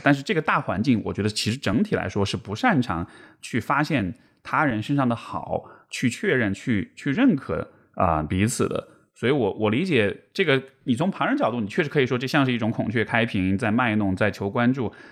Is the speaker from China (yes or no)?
yes; Chengdu, Sichuan, China; 因为我是成都人